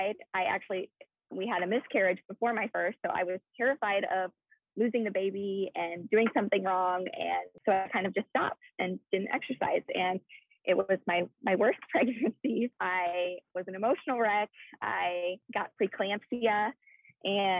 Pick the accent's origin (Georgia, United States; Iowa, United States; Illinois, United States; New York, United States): Iowa, United States; moved away as an adult; now in California, United States; that is where I am originally from, is Iowa